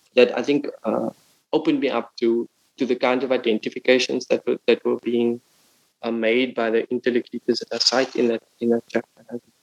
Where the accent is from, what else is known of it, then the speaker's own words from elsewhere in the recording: Cape Town, Western Cape, South Africa; moved away as an adult; now in Berlin, Germany; my hometown, Cape Town